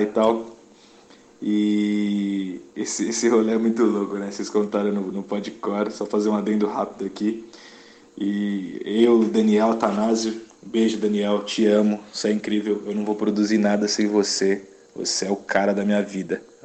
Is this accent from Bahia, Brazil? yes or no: no; São Paulo, Brazil; eu sou paulistano